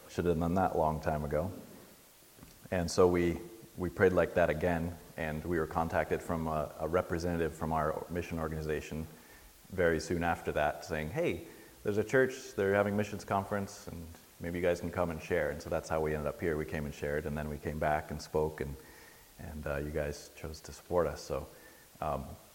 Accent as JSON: {"language": "English", "region": "New Hampshire", "country": "United States", "moved": "as an adult", "lives_now": "Dar es Salaam, Tanzania", "said": "I'm originally from New Hampshire"}